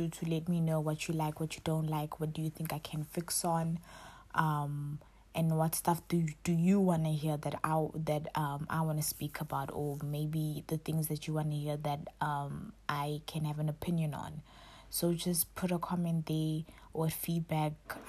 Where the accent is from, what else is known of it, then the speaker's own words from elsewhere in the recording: Durban, KwaZulu-Natal, South Africa; moved away as an adult; now in Cape Town, South Africa; I'm from KwaZulu-Natal, Durban, but I'm currently staying in Cape Town